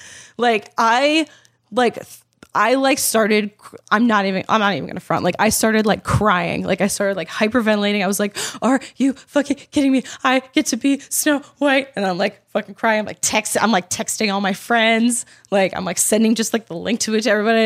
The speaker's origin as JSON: {"language": "English", "town": "Baltimore", "region": "Maryland", "country": "United States", "tie": "born or raised there", "said": "I am from Baltimore. I love that city. It is my heart and soul."}